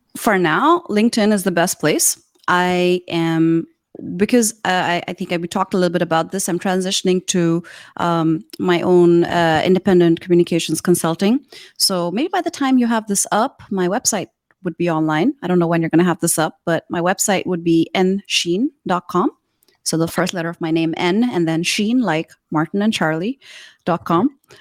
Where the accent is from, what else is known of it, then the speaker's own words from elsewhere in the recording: Karachi, Sindh, Pakistan; now in Shenzhen, China; in Karachi, which is the city I grew up in in Pakistan